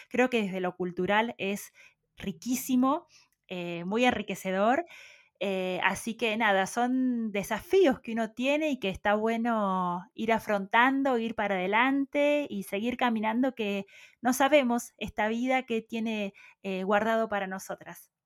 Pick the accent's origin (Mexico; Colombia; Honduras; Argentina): Argentina; Puan, Buenos Aires Province; moved away as an adult; also born or lived in Carhué / Bahía Blanca; si bien nací en Puan, crecí hasta los ocho años en otro pequeño pueblo que se llama Carué. de Carué nos fuimos a vivir nuevamente a Puan